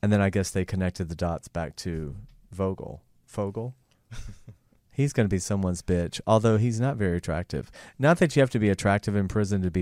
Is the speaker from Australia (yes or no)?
no; Athens, Georgia, United States; moved away as an adult; also born or lived in Atlanta, Georgia; now in Los Angeles, United States; I grew up in Athens